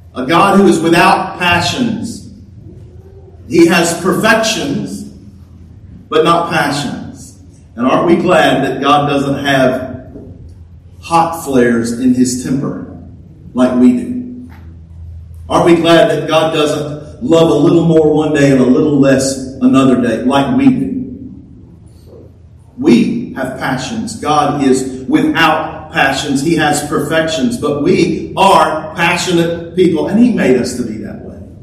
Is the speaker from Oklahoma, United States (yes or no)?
no; Louisiana, United States; I was from Louisiana